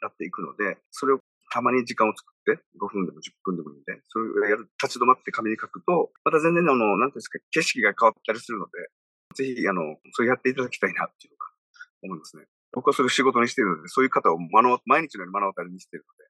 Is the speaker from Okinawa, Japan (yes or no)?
yes; Okinawa, Japan; 生まれも育ちも沖縄県。